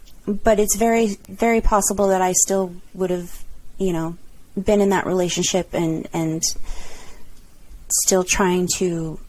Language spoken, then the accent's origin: English; California, United States; I had never lived out of California, so I wanted to experience another part of the countr